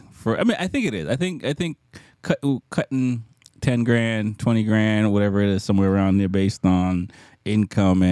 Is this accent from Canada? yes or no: no; Jamaica; moved away; I'm from Jamaica, born in Jamaica.